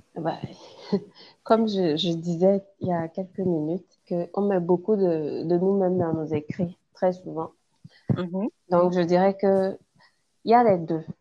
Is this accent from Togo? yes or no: yes; Togo; Je suis togolaise d'origine, je vis au Togo aussi